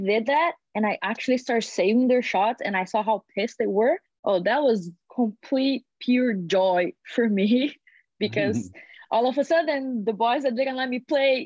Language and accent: English; Brazil; moved away as an adult; also born or lived in Iowa; now in United States; I was born in Brazil, born and raised in Brazil